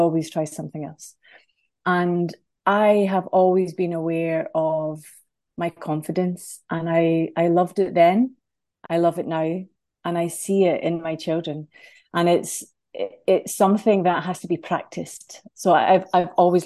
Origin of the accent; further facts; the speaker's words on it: Scotland, United Kingdom; moved away as an adult; now in Ireland; So I live here in Ireland, but I'm from Scotland.